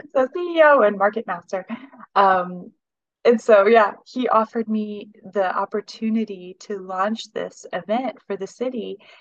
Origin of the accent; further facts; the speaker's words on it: Yorktown, Indiana, United States; moved away as an adult; also born or lived in Claypool, Indiana / Germany; now in Carmel, United States; I was born in Claypool, Indiana, which is up in northern Indiana. And then my family moved to the Yorktown, Muncie area when I was about six or seven. And uh, grew up there